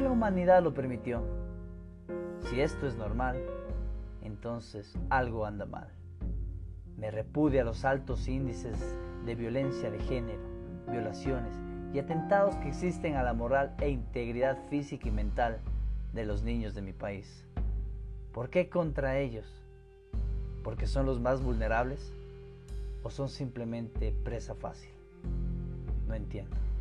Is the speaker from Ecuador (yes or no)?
yes; Ecuador; mi tierra, que me vio nacer